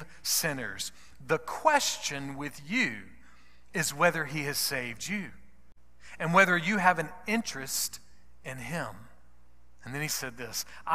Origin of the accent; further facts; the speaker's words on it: United States; because I'm an American